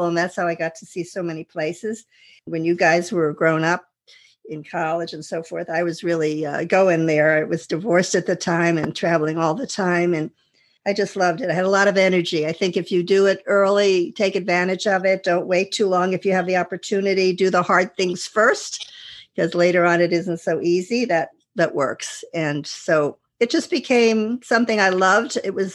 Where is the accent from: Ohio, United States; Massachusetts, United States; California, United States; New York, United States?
New York, United States; Westchester County; I'm a housewife from Westchester County, New York